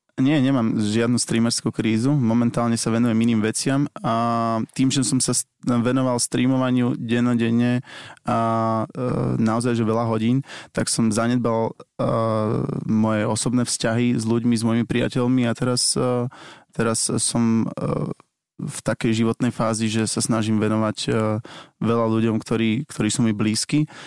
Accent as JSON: {"language": "Slovak", "town": "Bratislava", "region": "Bratislava Region", "country": "Slovakia", "said": "u nás v Bratislave v centre"}